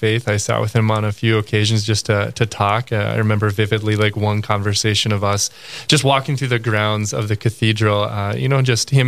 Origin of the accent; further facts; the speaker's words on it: Crookston, Minnesota, United States; also born or lived in Detroit Lakes, Minnesota; I grew up in Crookston, Minnesota. I spent all of my years there